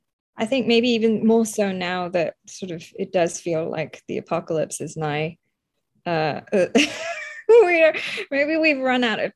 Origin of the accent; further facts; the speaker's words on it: Croydon, London, United Kingdom; also born or lived in Kolkata, India; I was born in India, in Calcutta, in 1982, and we left after 2.5 years. So I left when we left for the UK, and then we lived in a place called Croydon, which is famed for where the Home Office is